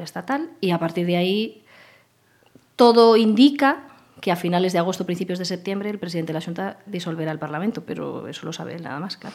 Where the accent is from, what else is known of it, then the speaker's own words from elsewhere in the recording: Arcade, Galicia, Spain; also born or lived in Vigo / Santiago de Compostela; now in Pontevedra, Spain; realmente nací en Vigo porque el hospital, ah. el hospital donde nací estaba en Vigo, pero yo viví hasta los 14 años, viví con mis padres en Arcade.